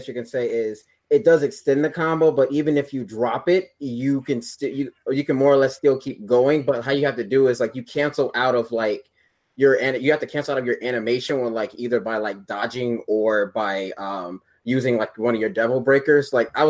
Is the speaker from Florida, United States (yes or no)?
no; Georgia, United States; I was born and raised in Georgia, and I do know people that talk like that.